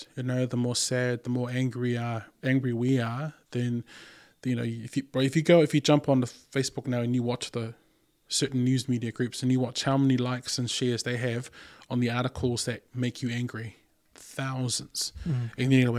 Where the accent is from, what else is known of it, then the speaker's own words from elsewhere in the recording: Canada; I'm so Canadian right now.